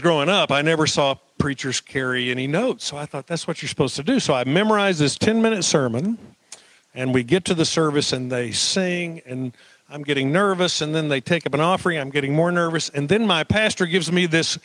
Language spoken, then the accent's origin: English; Duncan, Oklahoma, United States; I grew up in Duncan, Oklahoma, South Central Oklahoma